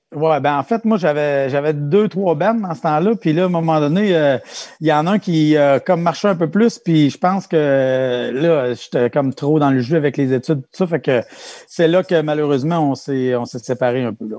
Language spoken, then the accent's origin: French; Saint-Pierre, Quebec, Canada; moved away; j'étais de Saint-Pierre